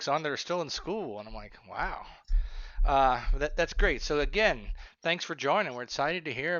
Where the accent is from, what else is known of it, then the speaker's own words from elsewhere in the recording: Springfield, Ohio, United States; Yeah, I grew up in Springfield, Ohio